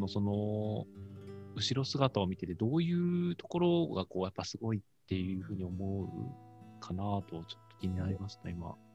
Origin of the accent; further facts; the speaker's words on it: Okuizumo, Shimane, Japan; moved away; 奥出雲のその三沢の僕の生まれ育った小学校区